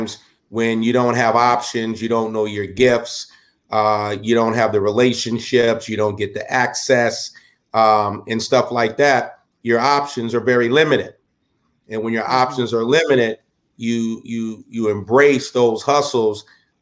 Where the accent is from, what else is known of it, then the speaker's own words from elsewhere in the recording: Southern California, United States; I grew up in Southern California